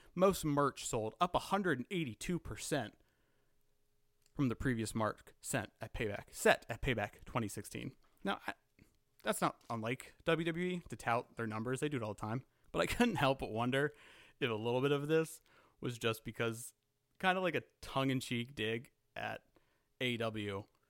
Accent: Saskatchewan, Canada; I am not British. I have no family over here. Follow me on Twitter. I am from Saskatchewan.

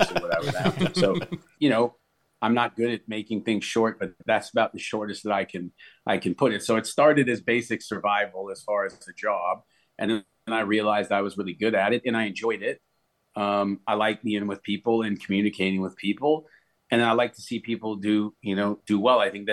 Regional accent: Canada; moved away as an adult; also born or lived in Nashville, United States / Florida, United States; I'm Canadian. Went home

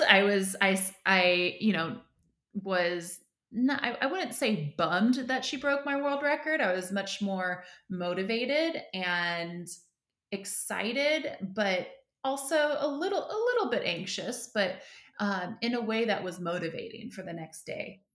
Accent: Northern California, United States; I grew up in Northern California

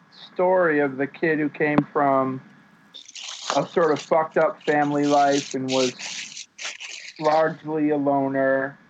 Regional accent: Worcester, Massachusetts, United States; finding the community in my hometown of Worcester of kids my own age and starting bands and going to as many shows as I could all through the 80s.

